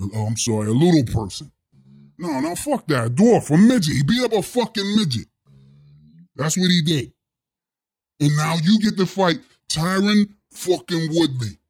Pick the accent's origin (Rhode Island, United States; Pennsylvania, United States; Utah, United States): Pennsylvania, United States; Pittsburgh; The Steel City Pittsburgh, Pennsylvania. That's where I'm from